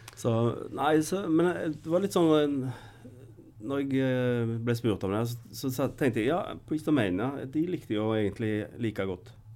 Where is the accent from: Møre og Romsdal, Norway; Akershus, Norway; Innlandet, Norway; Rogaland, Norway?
Rogaland, Norway; Skudeneshavn; Jeg har vokst opp på Karmøy